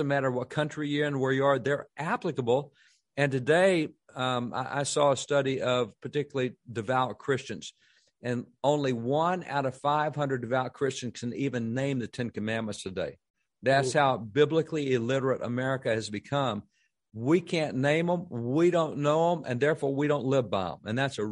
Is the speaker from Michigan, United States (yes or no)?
no; Texas, United States; as a Texan